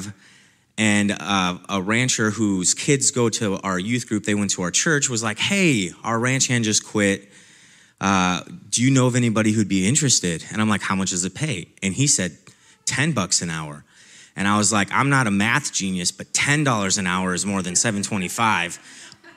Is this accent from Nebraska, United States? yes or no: yes; Nebraska, United States; the time that I spent as a ranch hand on a ranch in my hometown in Nebraska.